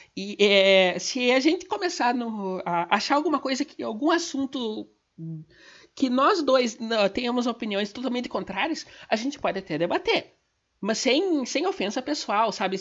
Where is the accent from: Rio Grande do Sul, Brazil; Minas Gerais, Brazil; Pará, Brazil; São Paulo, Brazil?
Rio Grande do Sul, Brazil; Gaúcha; eu sou gaúcha